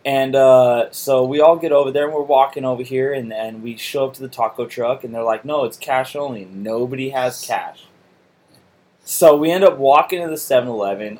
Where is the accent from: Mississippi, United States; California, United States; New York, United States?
California, United States; Salinas; I'm from Salinas